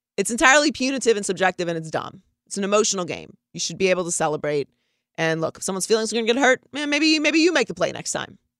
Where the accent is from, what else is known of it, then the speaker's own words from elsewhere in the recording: Pittsburgh, Pennsylvania, United States; I'm from Pittsburgh